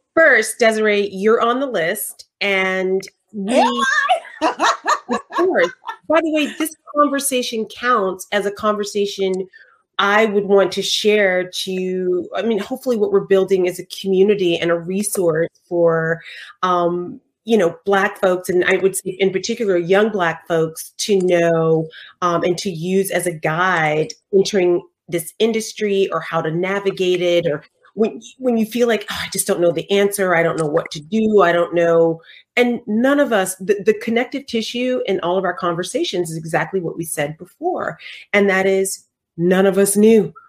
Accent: the South, United States; we're both from the South

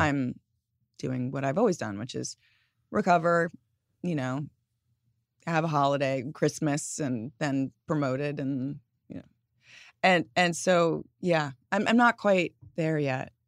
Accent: New York, United States; growing up in New York

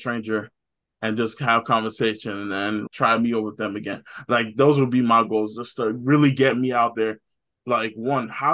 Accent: Nigeria; I'm Nigerian

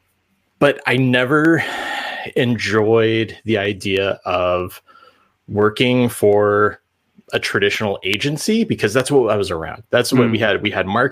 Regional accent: Central Illinois, United States; I grew up in Central Illinois

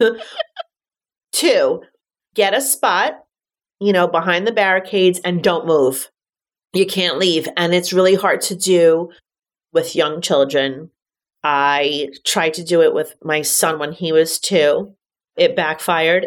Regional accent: New York City, New York, United States; growing up in Manhattan

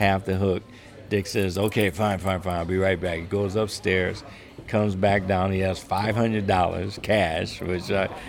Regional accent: Ohio, United States; moved away as an adult; I'm from Ohio

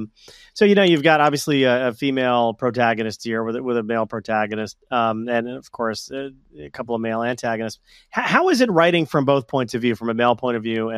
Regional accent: Florida, United States; it's always in Florida where it's my home state.

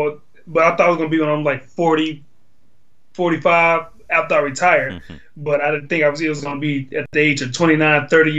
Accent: Dallas, Texas, United States; also born or lived in Chicago; I grew up in Dallas and Chicago.

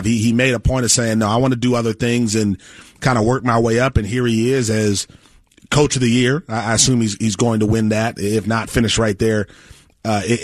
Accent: Wisconsin, United States; I grew up in Wisconsin and we played a lot of farm boys in football

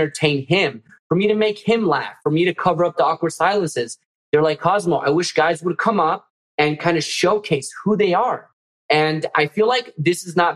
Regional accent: Miami, Florida, United States; my Miami roots

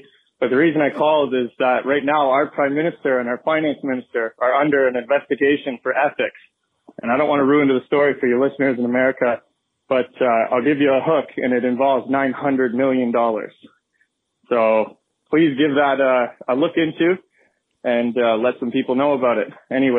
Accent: Canada; I'm a Canadian

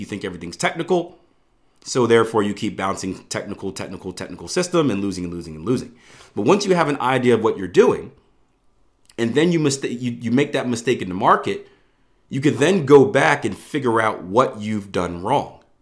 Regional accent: Philadelphia, Pennsylvania, United States; I'm from Philadelphia, so public transportation isn't the best

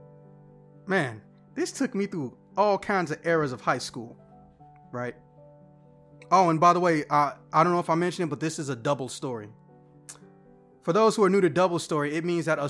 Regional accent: Chicago, Illinois, United States; I am from Chicago

